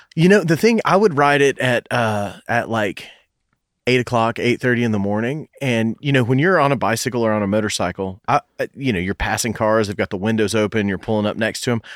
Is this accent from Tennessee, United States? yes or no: yes; Knoxville, Tennessee, United States; I went to, uh, Farragut Middle School, went to Bearden High School